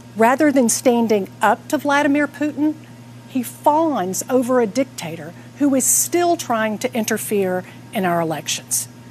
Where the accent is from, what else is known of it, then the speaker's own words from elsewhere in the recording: Atlanta, Georgia, United States; I'm here in my hometown of Atlanta